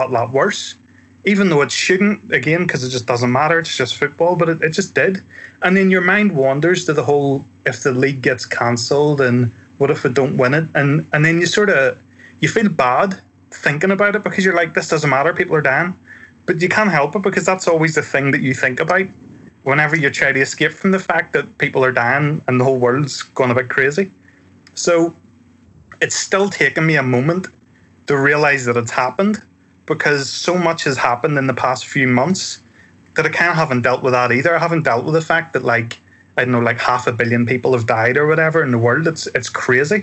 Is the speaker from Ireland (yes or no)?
yes; Ireland; I'm Irish and we use the word crack, again, spelled differently, to mean like banter.